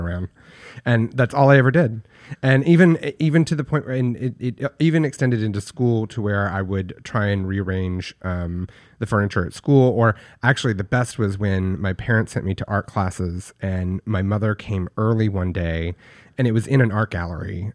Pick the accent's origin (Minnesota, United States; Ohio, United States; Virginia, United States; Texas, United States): Texas, United States; Paris; I grew up in Paris, Texas, which is a very, very small town in, in backwoods Texas.